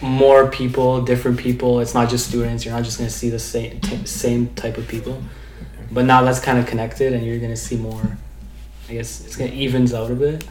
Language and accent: English; Waterloo, Ontario, Canada; born or raised there; also born or lived in Romania / Kitchener